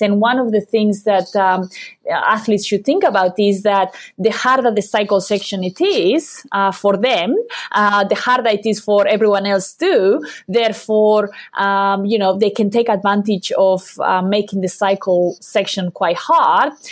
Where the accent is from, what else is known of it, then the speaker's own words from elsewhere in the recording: Basque Country, Spain; moved away as an adult; also born or lived in Cheltenham, United Kingdom / Loughborough, United Kingdom; I'm from the Basque country, uh, in Europe